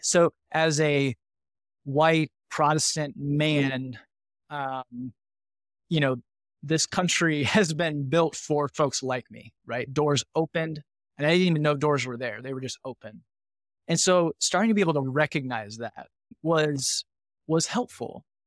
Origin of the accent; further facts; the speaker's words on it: northern Indiana, United States; I grew up in a, a small rural kind of farming manufacturing community in northern Indiana.